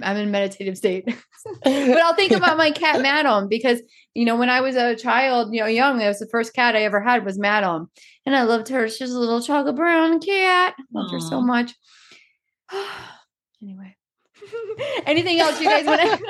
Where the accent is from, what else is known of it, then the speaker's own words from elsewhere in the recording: Georgia, United States; I'm from Georgia.